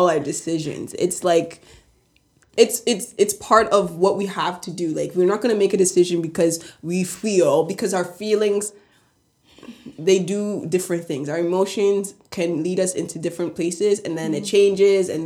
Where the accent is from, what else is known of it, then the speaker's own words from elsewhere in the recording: Canada; We are Canadian people